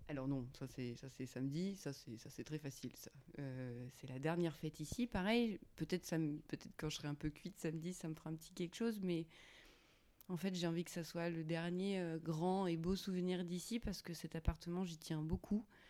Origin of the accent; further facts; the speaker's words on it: Auvergne-Rhône-Alpes, France; moved away; also born or lived in Paris; je viens d'Auvergne.